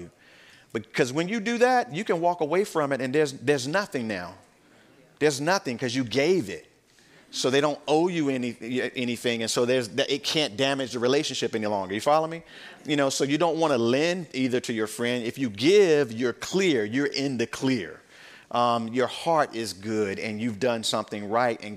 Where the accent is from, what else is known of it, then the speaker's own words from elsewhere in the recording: United States; us as American believers